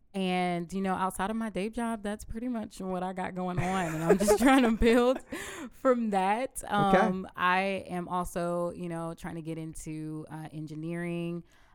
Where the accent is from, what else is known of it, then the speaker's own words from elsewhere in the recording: Augusta, Georgia, United States; also born or lived in Atlanta; Atlanta, Georgia. I moved down here to Augusta when I was three years old.